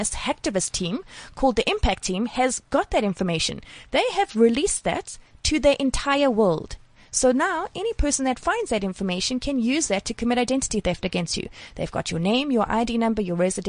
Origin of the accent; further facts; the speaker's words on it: South Africa; as a South African